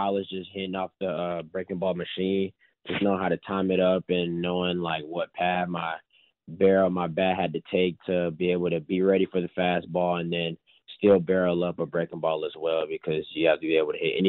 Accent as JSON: {"language": "English", "town": "Atlanta", "region": "Georgia", "country": "United States", "said": "I'm from Atlanta"}